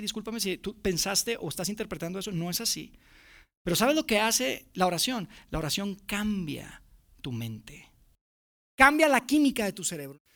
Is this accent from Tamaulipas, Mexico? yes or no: no; Monterrey, Nuevo León, Mexico; now in Mexico City, Mexico; Mi familia y yo somos de Monterrey, somos los únicos que vivimos fuera